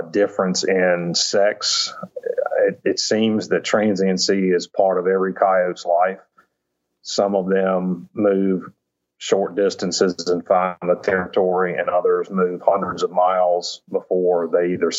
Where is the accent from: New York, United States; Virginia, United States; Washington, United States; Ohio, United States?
Virginia, United States; moved away as an adult; also born or lived in Mississippi / Louisiana / Georgia; I grew up in Virginia, suburban kid